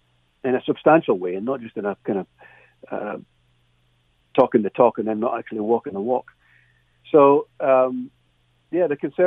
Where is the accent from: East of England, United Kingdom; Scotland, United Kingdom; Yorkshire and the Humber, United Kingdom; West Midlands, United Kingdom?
Scotland, United Kingdom; Dumfries; now in Canada; my hometown in Dumfries in Scotland